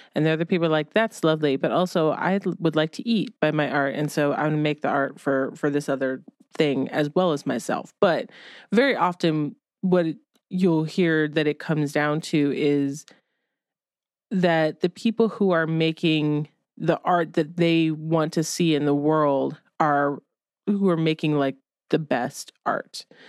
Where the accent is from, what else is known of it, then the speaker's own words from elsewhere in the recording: Ohio, United States; moved away; when I was a kid growing up in Ohio